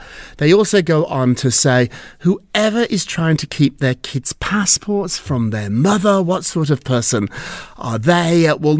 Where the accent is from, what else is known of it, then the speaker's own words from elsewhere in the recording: England, United Kingdom; born there; also born or lived in Edinburgh, Scotland; Well, I went to school there. I'm from England. I was born